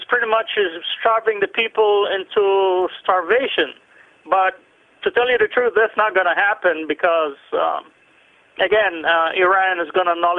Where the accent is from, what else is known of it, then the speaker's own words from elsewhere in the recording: Lebanon; Yeah, I come from the Middle East, so I track those things down.